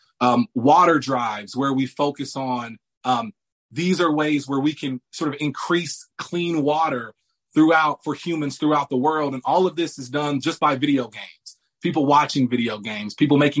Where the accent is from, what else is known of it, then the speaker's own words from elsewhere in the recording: Indianapolis, Indiana, United States; I was born and raised here in Indianapolis, Indiana.